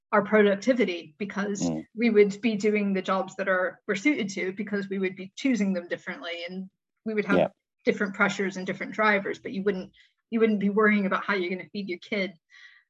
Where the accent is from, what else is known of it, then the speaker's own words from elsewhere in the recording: Midwest, United States; moved away; I'm from the Midwest as well